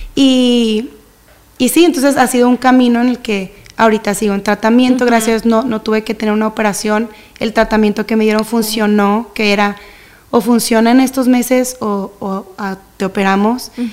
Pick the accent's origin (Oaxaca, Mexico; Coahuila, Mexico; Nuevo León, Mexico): Nuevo León, Mexico; Monterrey; soy de Monterrey, tengo toda mi vida aquí